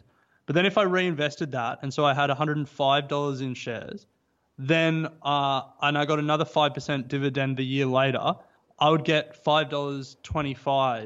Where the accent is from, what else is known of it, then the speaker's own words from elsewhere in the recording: Australia; We're a very insular nation